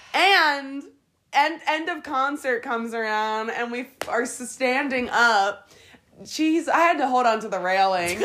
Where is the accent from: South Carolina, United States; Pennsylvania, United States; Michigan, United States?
Pennsylvania, United States; Harrisburg; moved away as an adult; now in Colorado, United States; I'm from Harrisburg, Pennsylvania, and uh, yeah, we're we're living in Colorado right now